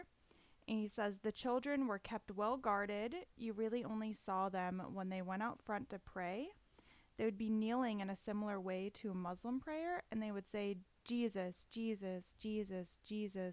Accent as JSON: {"language": "English", "region": "Florida", "country": "United States", "moved": "yes", "said": "I'm from Florida"}